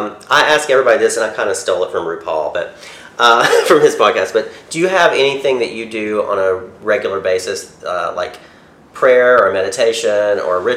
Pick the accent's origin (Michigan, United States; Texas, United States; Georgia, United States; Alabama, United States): Alabama, United States; Arab; I'm from Arab